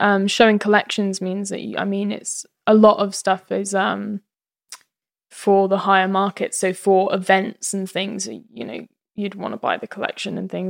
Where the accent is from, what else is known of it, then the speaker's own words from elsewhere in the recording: East of England, United Kingdom; now in Brighton, United Kingdom; Yeah, from East Midlands.